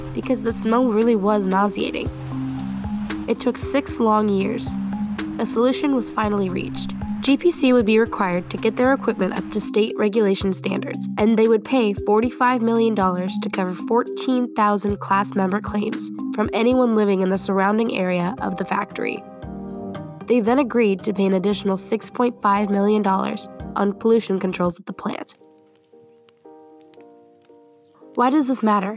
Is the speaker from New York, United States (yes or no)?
no; Muscatine, Iowa, United States; whose headquarters are here in my hometown, Muscatine.